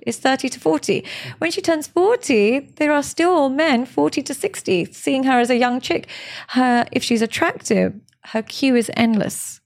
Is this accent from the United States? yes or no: no; Pakistan; I'm Pakistani